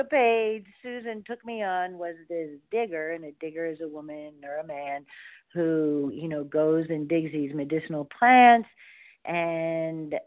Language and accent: English; Ohio, United States; I was born in Ohio. I'm a Buckeye.